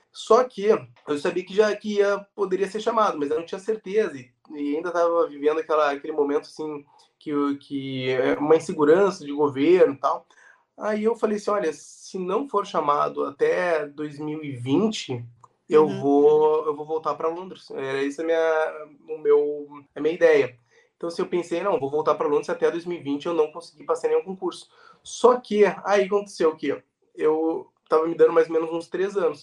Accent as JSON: {"language": "Portuguese", "town": "Porto Alegre", "region": "Rio Grande do Sul", "country": "Brazil", "moved": "as an adult", "lives_now": "Santa Catarina, Brazil", "said": "eu sou do Rio Grande do Sul, né? Sou de Porto Alegre"}